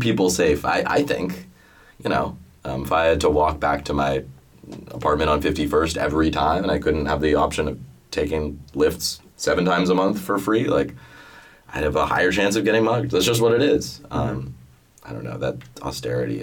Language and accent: English; Boston, Massachusetts, United States; moved away; I'm from Boston